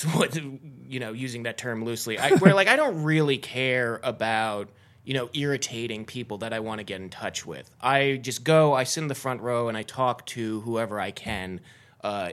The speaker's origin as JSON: {"language": "English", "town": "South Salem", "region": "New York", "country": "United States", "also_born_or_lived": "Carlisle, Pennsylvania", "moved": "yes", "lives_now": "Los Angeles, United States", "said": "I'm actually from South Salem, New York, which is near New York City."}